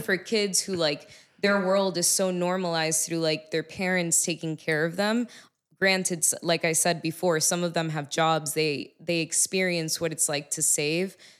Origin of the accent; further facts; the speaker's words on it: Miami, Florida, United States; I'm from Miami, Florida